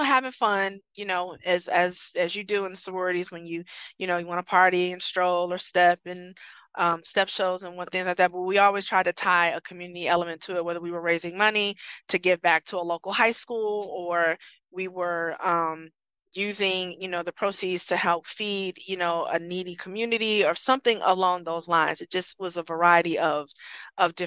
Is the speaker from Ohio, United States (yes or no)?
yes; Columbus, Ohio, United States; moved away as an adult; also born or lived in Michigan; my hometown in Columbus, Ohio.